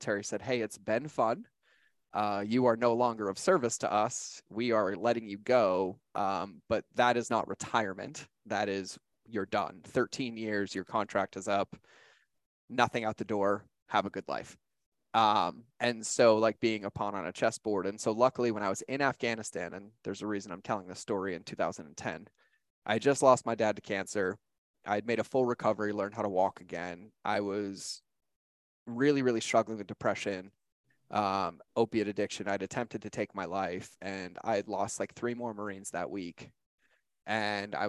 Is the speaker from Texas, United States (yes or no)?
no; Boston, Massachusetts, United States; moved away as an adult; I grew up in Boston, Massachusetts, right outside of Boston